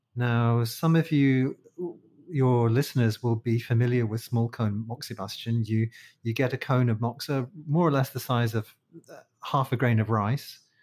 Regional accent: London, United Kingdom; moved away as an adult; now in Malaysia; I'm from London, from the Disunited Kingdom

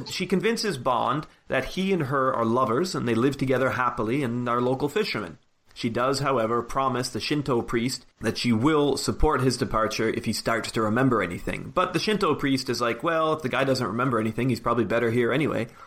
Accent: Canada; now in United Kingdom; growing up in Canada

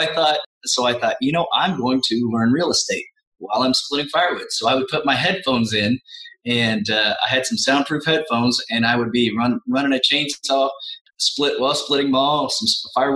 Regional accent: Midwest, United States; I'm a Midwesterner

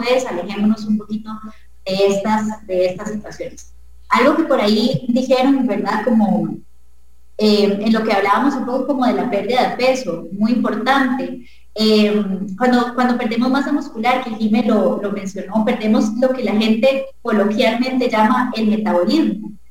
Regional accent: Costa Rica; como costarricense, en nuestro país y nuestra cultura

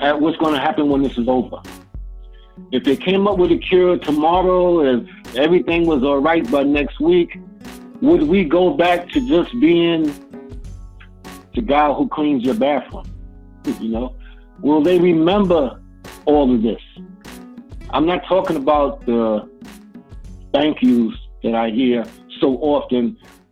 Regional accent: United States; I grew up in America

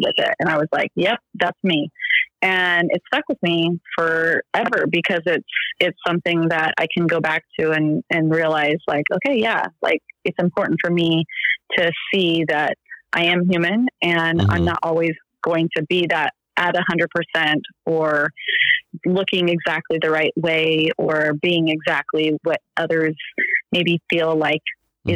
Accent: Central Valley, California, United States; also born or lived in Bay Area, California / Sacramento, California; I was born in the Bay Area in Northern California, and then raised in the Central Valley, which I only stayed there until I graduated from high school

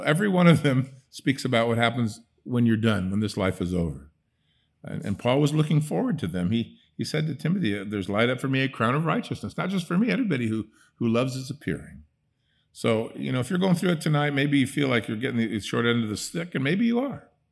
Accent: Netherlands; moved away; I grew up in Holland, I could speak Dutch with her

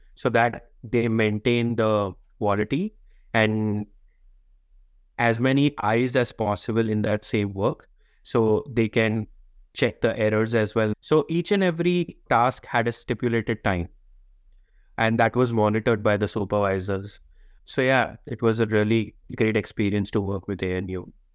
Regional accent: India; moved away as an adult; also born or lived in Sydney, Australia; now in Canberra, Australia; I come from India

